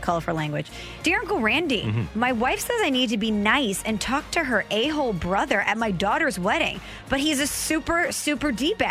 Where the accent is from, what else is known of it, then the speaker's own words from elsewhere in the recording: St. Louis, Missouri, United States; my dad is from the St. Louis area. My mom is from New Jersey. I grew up in the St. Louis area. Just because my mom is from New Jersey, I did not grow up a Yankee fan here in St. Louis.